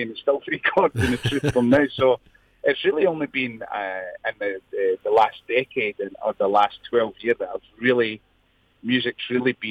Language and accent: English; outside Edinburgh, Scotland, United Kingdom; also born or lived in Motherwell/Hamilton, near Glasgow, Scotland; now in Alice Springs, Australia; I'm originally from just outside uh, Glasgow, Motherwell, Hamilton, and then we moved through to Edinburgh. So I did most of my growing up outside Edinburgh, about an hour away from Edinburgh, and then uh, I ended up in the centre of Australia.